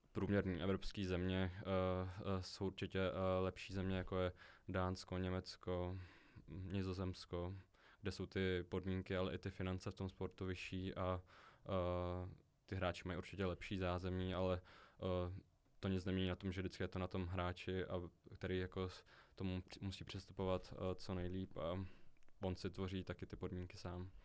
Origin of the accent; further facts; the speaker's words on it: Český Krumlov, South Bohemian Region, Czechia; jelikož jsem z Českého Krumlova